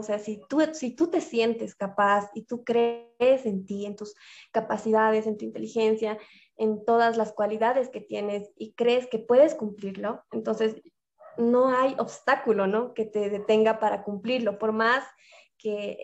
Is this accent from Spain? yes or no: no; La Paz, Bolivia; soy de La Paz, Bolivia